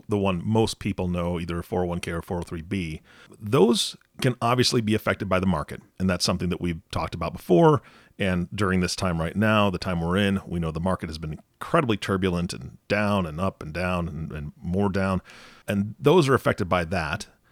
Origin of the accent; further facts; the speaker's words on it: Pacific Northwest, United States; I'm from the Pacific Northwest